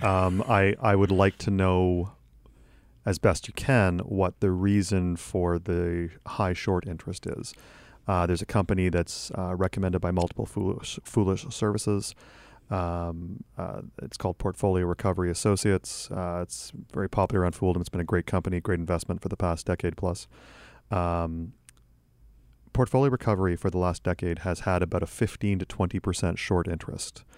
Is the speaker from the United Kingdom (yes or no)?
no; Canada; as a Canadian